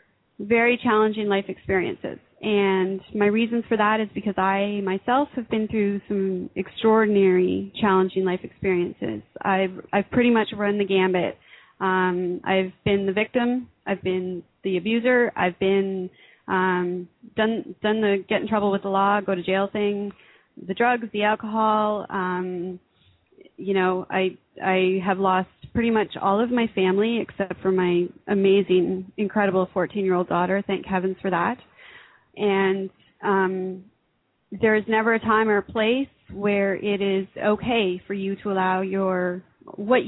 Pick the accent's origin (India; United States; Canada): Canada; I'm an author from Canada